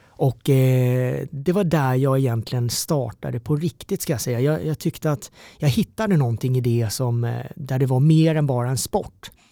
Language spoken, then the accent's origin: Swedish; Karlshamn, Blekinge, Sweden; moved away as an adult; also born or lived in South Korea; now in Stockholm, Sweden; växte upp nere i Mörrum, Karlshamn